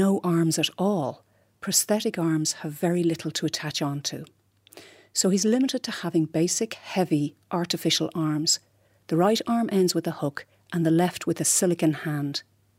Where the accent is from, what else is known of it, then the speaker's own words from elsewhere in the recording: Glenageary, Leinster, Ireland; moved away as an adult; now in Lyon, France; originally I'm from Glenageary, County Dublin.